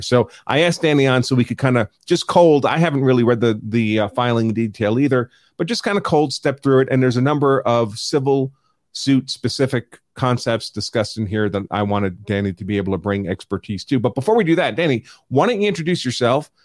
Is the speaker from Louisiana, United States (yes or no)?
no; New York, United States; I'm from New York